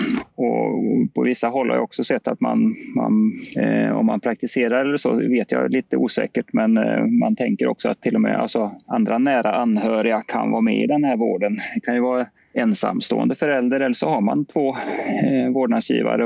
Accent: Sweden; som svenskar

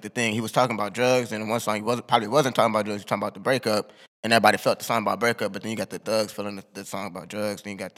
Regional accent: Dayton, Ohio, United States; And that's my area, but the thing is, we're from Dayton, like Columbus might have been a little different

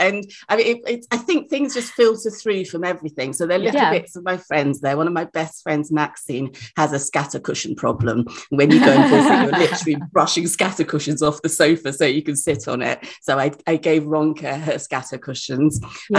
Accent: Nigeria; In West Africa, I'm from Nigeria, the word Wahala is ubiquitous.

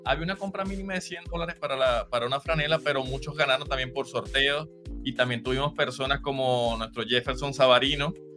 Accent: Machiques, Zulia, Venezuela; moved away as an adult; now in Utah, United States; yo soy de Machiques

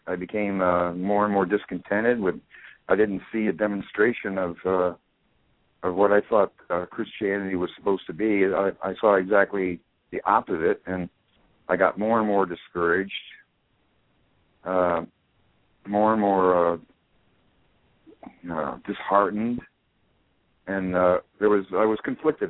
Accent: Wichita, Kansas, United States; at 3.5 back in Wichita, Kansas in 1940

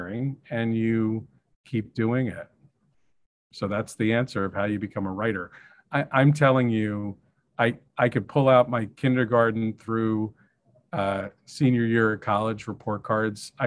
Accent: Ireland; being Irish

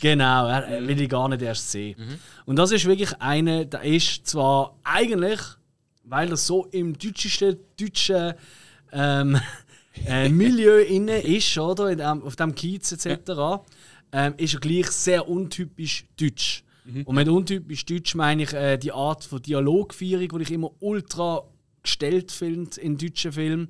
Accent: Switzerland; bei uns in der Schweiz

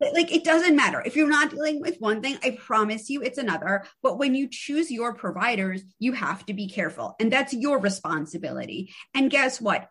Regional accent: New York City, New York, United States; I'm from the Upper East Side of Manhattan. I went to an all girls private school

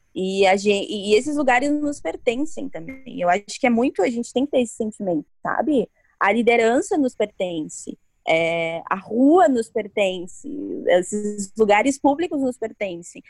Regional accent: Santo Ângelo, Rio Grande do Sul, Brazil; Eu sou de Santo Ângelo.

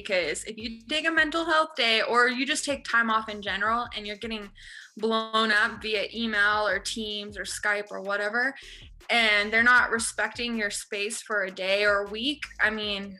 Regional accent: Toronto, Ontario, Canada; when I was growing up in Toronto

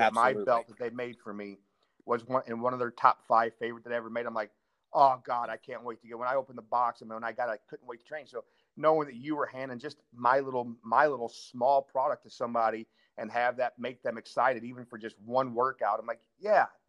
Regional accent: St. Louis, Missouri, United States; I'm from St. Louis here

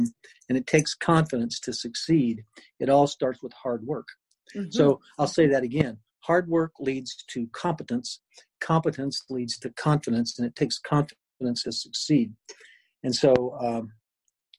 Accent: Lexington, Kentucky, United States; moved away as an adult; also born or lived in Chapel Hill, North Carolina / Virginia / Dayton, Ohio / Akron, Ohio; I grew up in Lexington, Kentucky, went to college there at the University of Kentucky

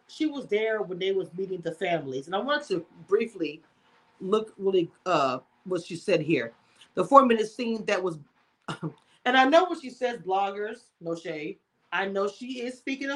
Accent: Louisiana, United States; I'm from Louisiana as well

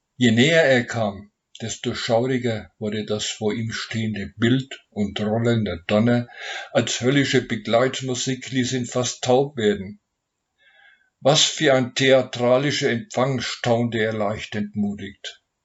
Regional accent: Nuremberg, Bavaria, Germany; ich komme aus Nürnberg

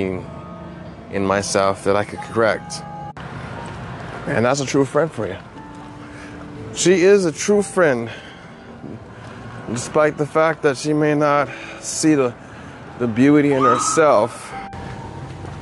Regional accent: Hawaii, United States; I'm from Hawaii

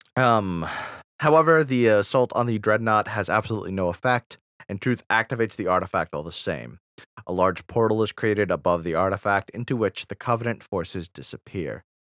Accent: Wisconsin, United States; I'm from Wisconsin

